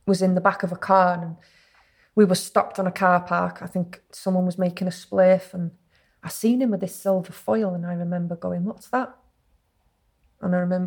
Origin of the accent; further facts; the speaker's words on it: Acton, Wales, United Kingdom; I grew up in a place called Acton